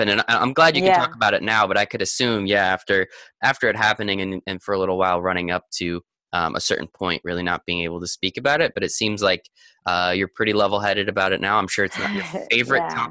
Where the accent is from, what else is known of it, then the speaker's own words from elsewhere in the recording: United States; as an American